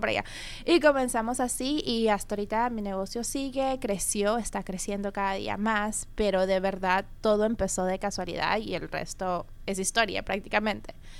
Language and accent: Spanish; Peru; yo soy eh, peruana